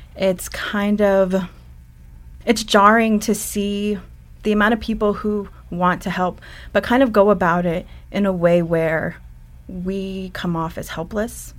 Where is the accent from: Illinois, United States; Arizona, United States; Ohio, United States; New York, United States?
Arizona, United States; Ganado; moved away; also born or lived in Browning, Montana; I grew up and finished school in Ganado, Arizona